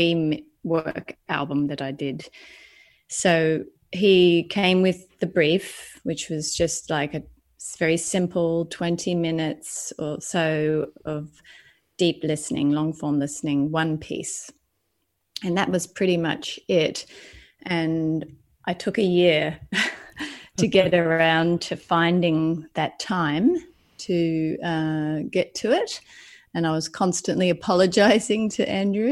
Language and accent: English; Lismore, New South Wales, Australia; moved away as an adult; also born or lived in Sydney, Australia / New York, United States; now in London, United Kingdom; I come from the Northern Rivers of New South Wales, which is, if anyone knows, is quite alternative culture. So I kind of grew up around all that hippie movement